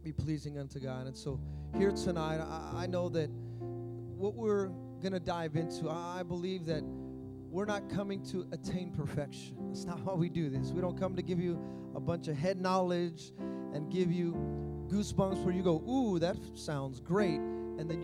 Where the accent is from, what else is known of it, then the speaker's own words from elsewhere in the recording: Fremont, California, United States; I grew up in Fremont Christian